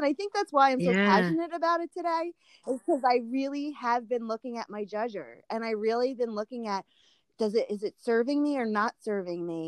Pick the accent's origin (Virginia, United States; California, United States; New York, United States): New York, United States; I'm an Italian New Yorker